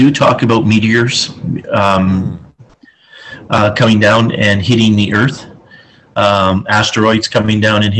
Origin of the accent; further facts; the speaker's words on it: Ontario, Canada; now in British Columbia, Canada; being from Ontario